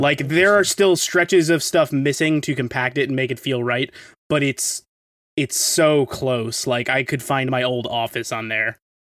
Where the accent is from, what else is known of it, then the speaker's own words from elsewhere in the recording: New York, United States; I'm from New York